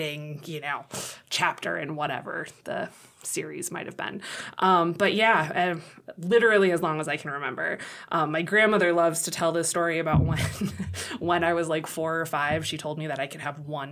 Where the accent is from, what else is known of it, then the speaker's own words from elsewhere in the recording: Monrovia, California, United States; moved away as an adult; also born or lived in New York; now in Chadron, United States; So I grew up in Southern California. The town is Monrovia, which is sandwiched in between Pasadena and Arcadia